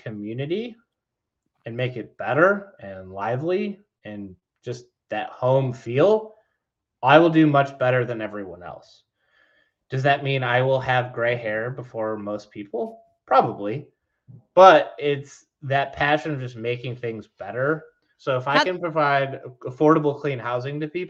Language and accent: English; Detroit, Michigan, United States; moved away; I'm from Detroit.